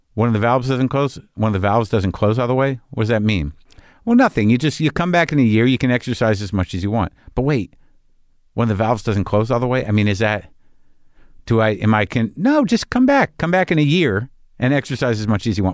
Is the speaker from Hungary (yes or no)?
no; New Mexico, United States; I grew up in New Mexico